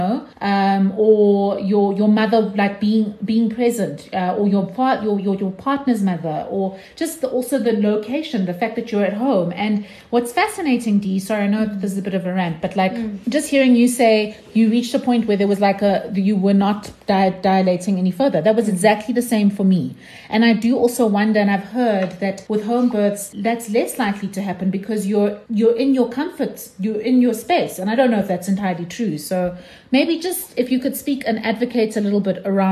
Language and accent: English; Sandton, Gauteng, South Africa; I was born in Sandton Clinic